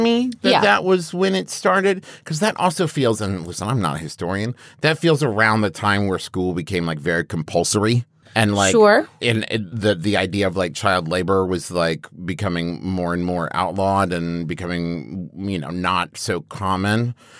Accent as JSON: {"language": "English", "region": "West Virginia", "country": "United States", "tie": "born or raised there", "said": "Especially, growing up in West Virginia."}